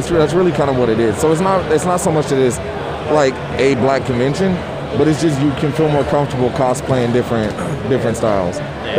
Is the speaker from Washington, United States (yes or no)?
yes; Seattle, Washington, United States; I'm from Seattle. I'm going right back to Seattle.